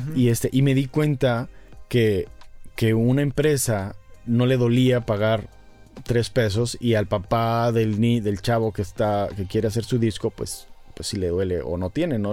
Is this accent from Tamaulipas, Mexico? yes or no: yes; Ciudad Victoria, Tamaulipas, Mexico; yo soy de Victoria.